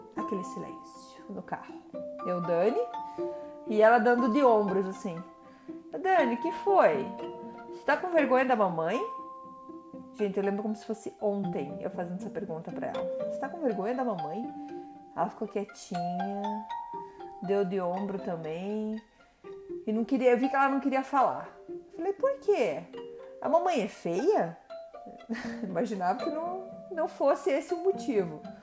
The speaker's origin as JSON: {"language": "Portuguese", "country": "Brazil", "also_born_or_lived": "Curitiba", "first_language": "Portuguese", "moved": "as an adult", "lives_now": "Montreal, Canada", "said": "eu sou brasileira"}